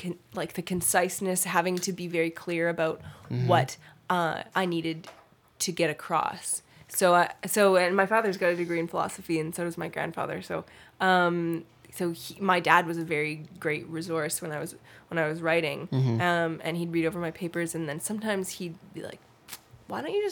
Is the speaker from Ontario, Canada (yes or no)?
no; Bowen Island, British Columbia, Canada; I'm from Bowen Island, British Columbia